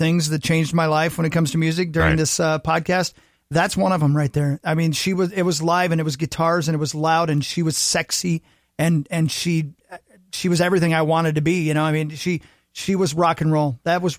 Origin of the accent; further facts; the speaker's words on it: Union City, Indiana, United States; moved away; also born or lived in Ohio; It's on literally the state line of Ohio and Indiana run through my hometown.